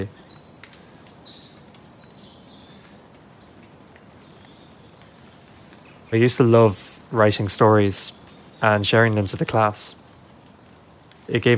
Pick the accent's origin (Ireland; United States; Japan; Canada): Ireland; County Kilkenny, Leinster; I'm 17 and I'm from County Kilkenny.